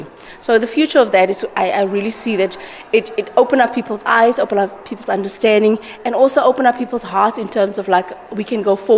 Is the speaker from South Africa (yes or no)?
yes; South Africa; I'm from South Africa